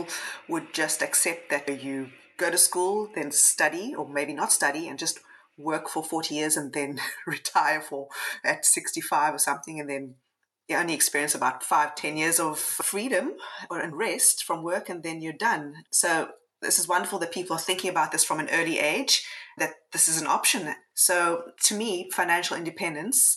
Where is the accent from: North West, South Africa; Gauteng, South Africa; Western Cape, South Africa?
Western Cape, South Africa; Cape Town; moved away as an adult; now in Coffs Harbour, Australia; I'm from Cape Town originally and moved to Australia